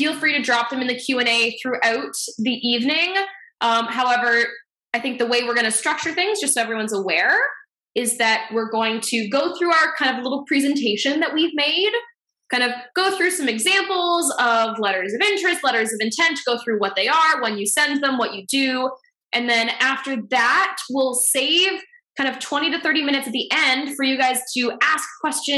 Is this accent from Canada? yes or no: yes; Ontario, Canada; moved away as an adult; also born or lived in Dublin, Ireland; now in Boston, United States; I am originally from Ontario, Canada